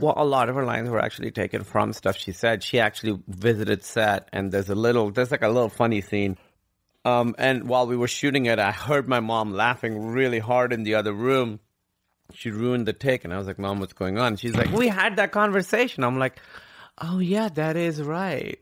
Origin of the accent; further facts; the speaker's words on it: Karachi, Sindh, Pakistan; moved away as an adult; also born or lived in Grinnell, Iowa / New York; I grew up in Karachi, which is, like, the biggest city in Pakistan.